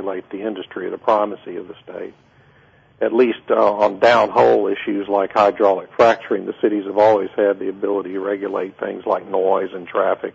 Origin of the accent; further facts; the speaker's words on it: Beeville, Texas, United States; now in Houston, United States; I grew up in Beeville, down south of San Antonio. Lived there throughout my childhood